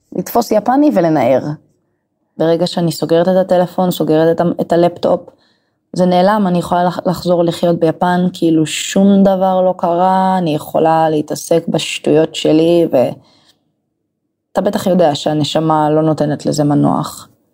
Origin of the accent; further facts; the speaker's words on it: Emek Hefer, Central District, Israel; moved away as an adult; also born or lived in Kyoto, Japan; now in Tokyo, Japan; כרגע מטוקיו, במקור מעמק חפר